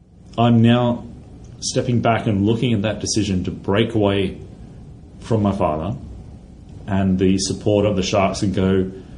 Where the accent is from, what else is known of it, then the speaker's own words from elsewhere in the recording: Central Coast, New South Wales, Australia; I grew up on the Central Coast.